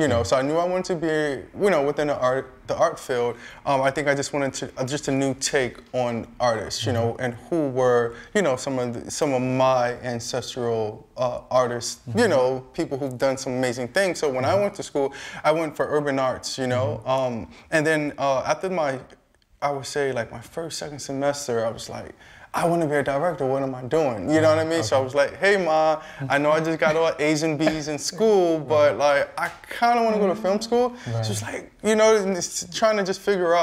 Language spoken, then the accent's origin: English; New York City, New York, United States; I'm from New York City, Brooklyn to be exact